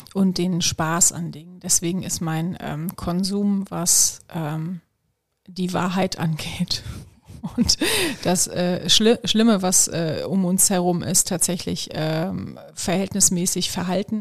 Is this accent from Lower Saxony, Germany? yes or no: no; Solingen, North Rhine-Westphalia, Germany; für eine Immobilienfirma in meiner Heimatstadt in Solingen. Ich komme ja, ähm, ich ja aus dem Bergischen Land